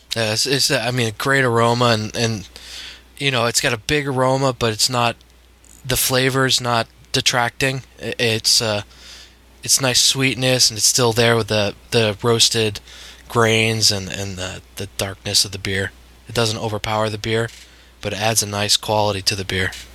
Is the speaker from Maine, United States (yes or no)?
yes; Bangor, Maine, United States; now in Montclair, United States; I grew up in Maine